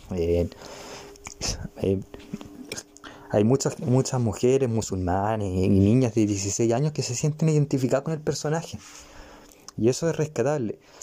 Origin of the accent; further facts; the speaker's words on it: Chile; yo soy chileno